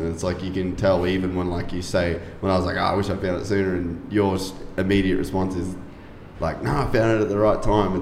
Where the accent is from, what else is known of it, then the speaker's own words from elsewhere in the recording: Cairns, Queensland, Australia; moved away; I'm from Cairns originally, which is like North Queensland